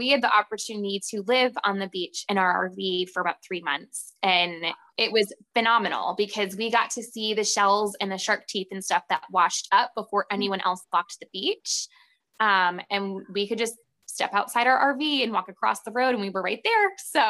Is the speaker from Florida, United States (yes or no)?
no; Ohio, United States; And so I'm from Ohio and I've never been to the Cincinnati Zoo.